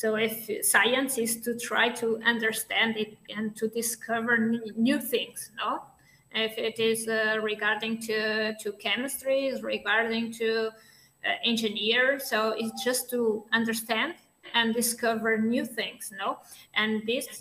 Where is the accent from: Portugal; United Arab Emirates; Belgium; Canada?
Portugal; moved away; I came from Portugal.